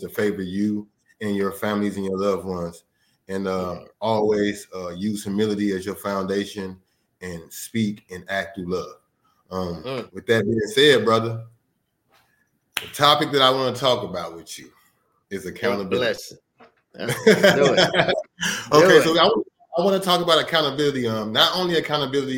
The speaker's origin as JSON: {"language": "English", "town": "Chicago", "region": "Illinois", "country": "United States", "tie": "born or raised there", "said": "I'm from Chicago. By way of everywhere internationally."}